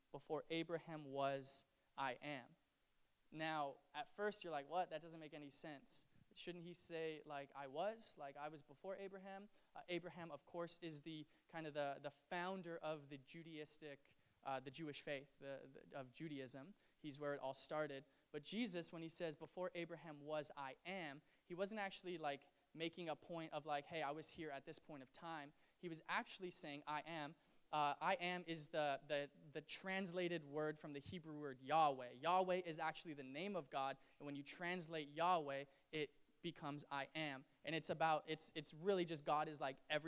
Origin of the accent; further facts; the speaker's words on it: Canada; as a Canadian